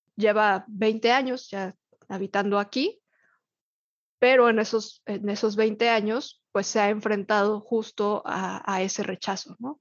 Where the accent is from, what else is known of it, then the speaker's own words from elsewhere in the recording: Mexico City, Mexico; moved away as an adult; also born or lived in Cuernavaca, Mexico; now in Mérida, Mexico; reconocerme capitalina, nacida en Ciudad de México